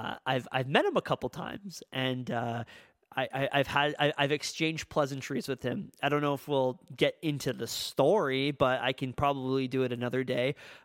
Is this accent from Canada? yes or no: yes; Kingston, Ontario, Canada; Because I'm from Kingston, Ontario, and that's where Taylor Hall's from as well.